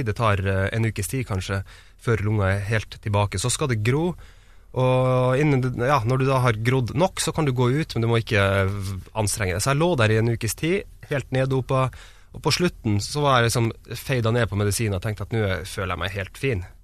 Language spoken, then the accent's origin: Norwegian; Kautokeino, Troms og Finnmark, Norway; Ja, Men jeg er født i Tromsø, så jeg bodde, så jeg bodde der det første året mitt. Deretter flytta vi til eh, Kautokeino, eller Kautokeino kommune. Bodde der noen år.